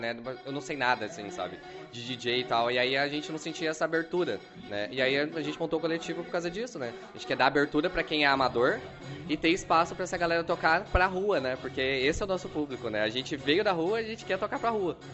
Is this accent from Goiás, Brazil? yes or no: yes; Goiás, Brazil; moved away as an adult; now in Porto Alegre, Brazil; eu sou do Goiás, né? Eu tô aqui morando em Porto Alegre faz dois anos.